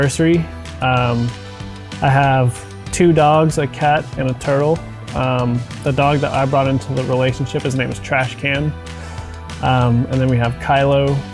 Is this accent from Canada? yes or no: no; Lubbock, Texas, United States; moved away; I was born and raised in Lubbock, Texas